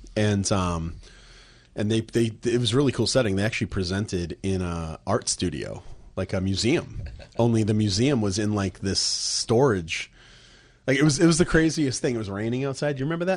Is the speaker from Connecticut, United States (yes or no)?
no; Plymouth, Massachusetts, United States; moved away; my hometown of Plymouth, Massachusetts